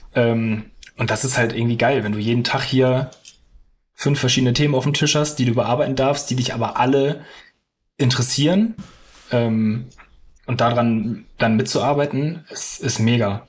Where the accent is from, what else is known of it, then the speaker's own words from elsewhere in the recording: Hamburg, Germany; also born or lived in Lüneburg; ich bin geboren, aufgewachsen in Hamburg